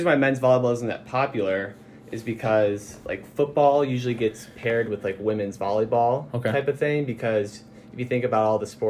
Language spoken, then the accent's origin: English; Naperville, Illinois, United States; Yeah, so I'm from a pretty far away place. I'm from Naperville.